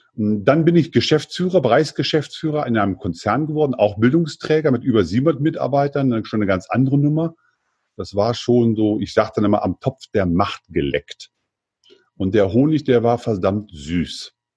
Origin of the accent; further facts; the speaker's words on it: Germany; Ich bin also aufgewachsen im Eichsfeld. Das ist ein kleines diebisches Bergvolk am Südrande des Harzes, Zonenrandgebiet der, äh, der ehemaligen DDR-Grenze